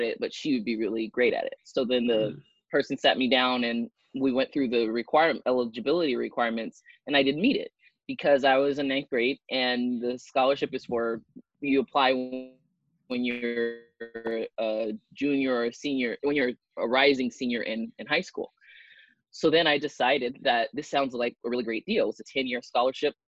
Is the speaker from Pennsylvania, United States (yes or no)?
no; Long Beach, California, United States; I grew up in Long Beach, California